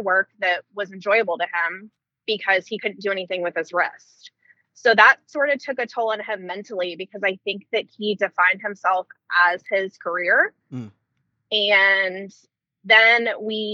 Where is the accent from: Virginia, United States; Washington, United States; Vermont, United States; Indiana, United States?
Virginia, United States; Northern; I grew up in Northern Virginia